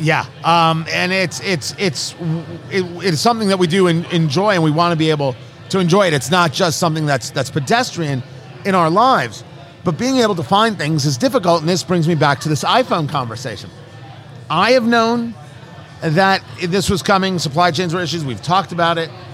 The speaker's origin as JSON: {"language": "English", "region": "New Jersey", "country": "United States", "tie": "born or raised there", "said": "I knew it as Great Adventure growing up in New Jersey"}